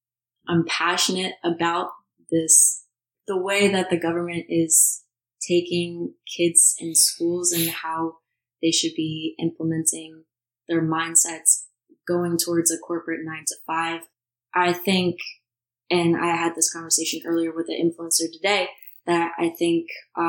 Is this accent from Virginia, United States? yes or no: yes; Virginia Beach, Virginia, United States; moved away as an adult; I'm 23 years old. I came from Virginia Beach, Virginia, moved to New Jersey about a year and a half ago